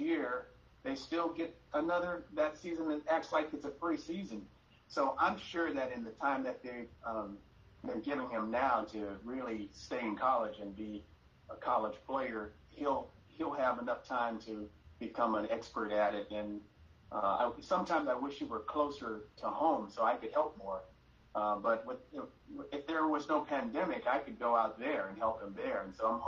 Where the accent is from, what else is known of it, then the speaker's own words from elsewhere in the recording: Los Angeles, California, United States; I grew up in Hollywood